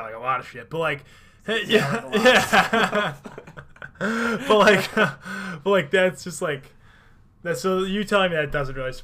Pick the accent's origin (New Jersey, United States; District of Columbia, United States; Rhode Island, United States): Rhode Island, United States; South Kingstown; I tell them like South Kingstown, like near URI and like right next to Narragansett